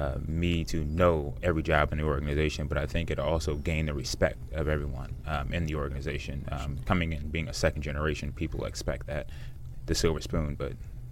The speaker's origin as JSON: {"language": "English", "town": "Washington", "country": "United States"}